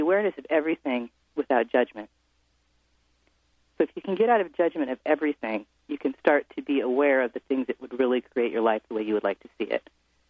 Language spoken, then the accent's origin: English; Edmonds, Washington, United States; born or raised there; moved away as an adult; now in San Francisco, United States